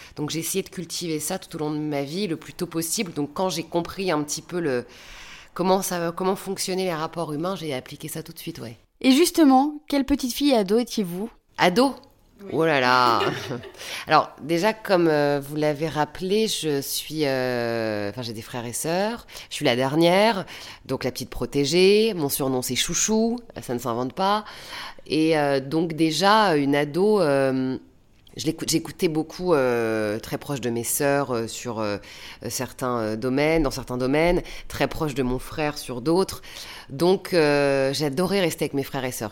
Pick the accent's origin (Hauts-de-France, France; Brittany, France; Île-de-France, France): Hauts-de-France, France; Valenciennes; moved away as an adult; also born or lived in Lille; now in Paris, France; j'ai quitté Valenciennes très tôt, à l'âge de 19 ans. Et c'est vrai que je le regrette un peu, je suis partie trop tôt de chez mes parents.